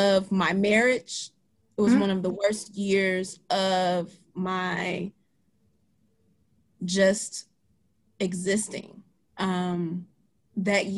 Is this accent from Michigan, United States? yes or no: yes; Detroit, Michigan, United States; moved away as an adult; also born or lived in Ypsilanti, Michigan / Redford, Michigan / Ann Arbor, Michigan; Born and raised in Michigan, born and raised in Detroit, Michigan, the heart of Detroit